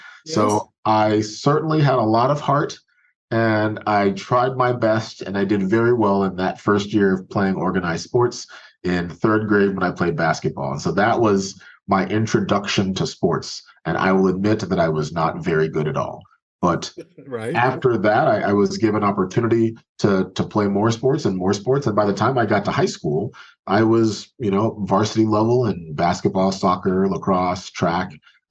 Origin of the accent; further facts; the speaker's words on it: Maryland, United States; also born or lived in Nigeria; So originally, I'm from Nigeria. Both of my parents were physicians. They came to this country when I was young, and we moved to Maryland.